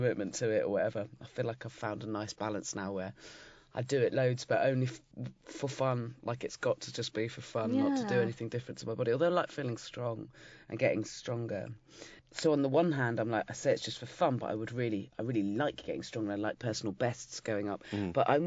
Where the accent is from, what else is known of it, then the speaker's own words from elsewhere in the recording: Dorset, South West England, United Kingdom; moved away as an adult; now in London, United Kingdom; I grew up in Dorset